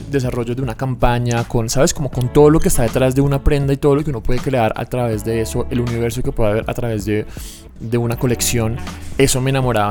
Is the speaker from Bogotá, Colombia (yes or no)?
yes; Bogotá, Colombia; soy aquí de Bogotá, mis papás también